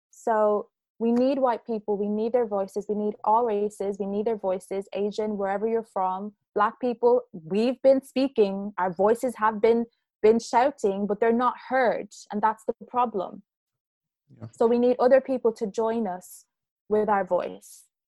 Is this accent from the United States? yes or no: no; Ireland; growing up in Ireland